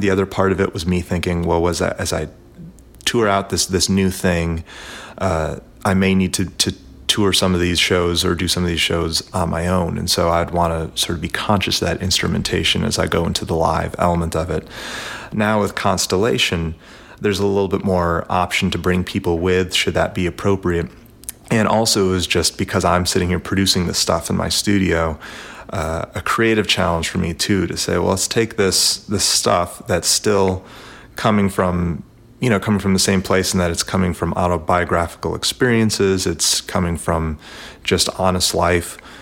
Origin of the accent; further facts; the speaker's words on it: Nashville, Tennessee, United States; I'm from Nashville, Tennessee